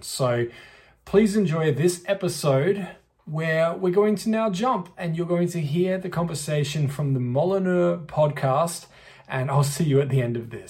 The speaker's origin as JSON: {"language": "English", "country": "Australia", "tie": "born or raised there", "said": "as soon as I was old enough to DJ where I grew up in Australia, I knew I wanted to DJ"}